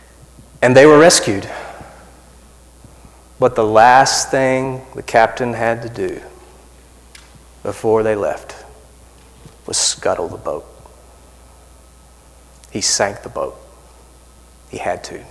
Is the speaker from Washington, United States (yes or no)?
no; South Arkansas, United States; I'm from South Arkansas, so I say Falcon.